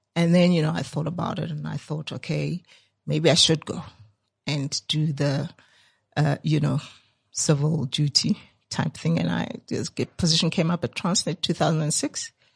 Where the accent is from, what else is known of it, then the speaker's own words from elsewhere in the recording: Soweto, Gauteng, South Africa; I grew up there in Dipcliffe